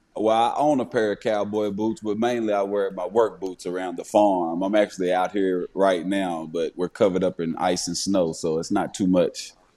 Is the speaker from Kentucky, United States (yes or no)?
yes; Paducah, Kentucky, United States; Paducah, my hometown, uh, Paducah, Kentucky